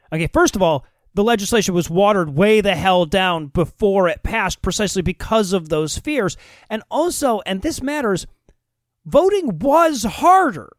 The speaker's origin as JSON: {"language": "English", "region": "Georgia", "country": "United States", "tie": "born or raised there", "said": "my home state of Georgia"}